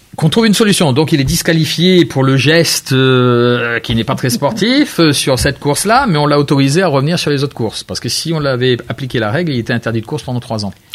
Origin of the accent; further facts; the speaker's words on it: Réunion; je suis réunionnais